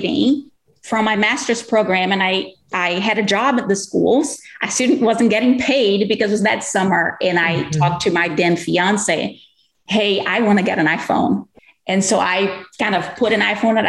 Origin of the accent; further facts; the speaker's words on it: Brazil; English is a second language; moved away as an adult; now in Texas, United States; I'm originally from Brazil